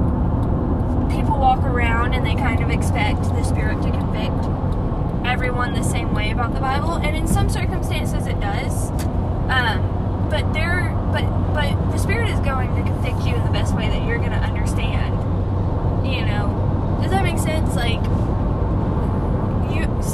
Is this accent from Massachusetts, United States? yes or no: no; Irondale, Alabama, United States; I grew up going to a private Christian school around the area of Irondale